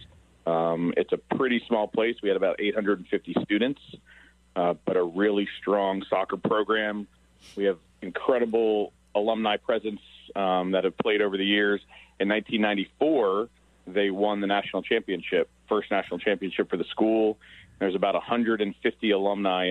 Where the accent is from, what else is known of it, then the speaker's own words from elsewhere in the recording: Baltimore, Maryland, United States; I grew up in Baltimore City